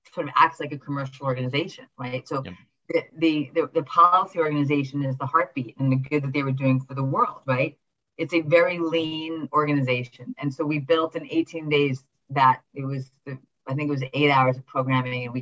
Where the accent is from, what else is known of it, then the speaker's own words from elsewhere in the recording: New York City, New York, United States; I grew up in New York City